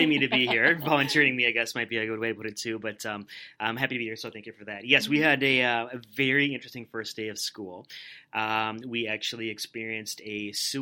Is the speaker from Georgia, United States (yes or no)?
no; Rosemount, Minnesota, United States; I'm a lifelong Rosemount resident. I grew up in Rosemount, went to Rosemount High School